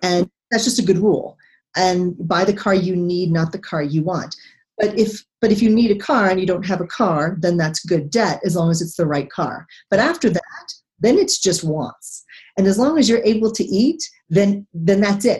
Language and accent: English; Texas, United States; moved away; also born or lived in Pearl Harbor; I come from Texas